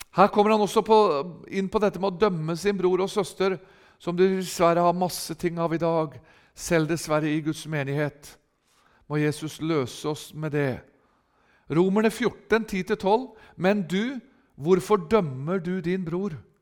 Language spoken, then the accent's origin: Norwegian; Rakkestad, Østfold, Norway; hjemme i menigheten i Rakkestad i Østfold, der jeg er ifra